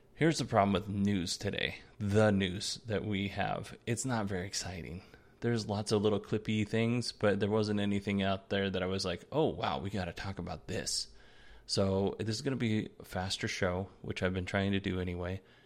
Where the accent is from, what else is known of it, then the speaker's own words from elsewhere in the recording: Alaska, United States; moved away; I grew up in Alaska